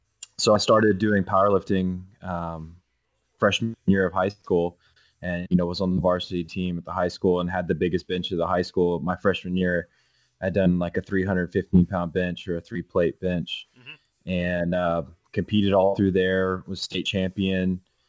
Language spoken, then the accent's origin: English; Texas, United States; So I'm from Texas